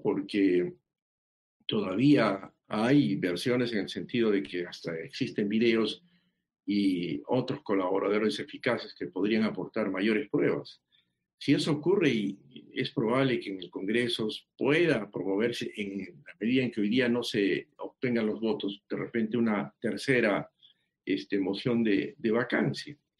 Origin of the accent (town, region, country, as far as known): Peru